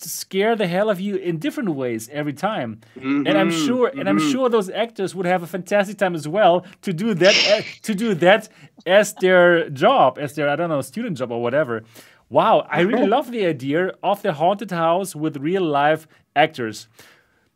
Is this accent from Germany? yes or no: yes; Germany; accent: German; my German accent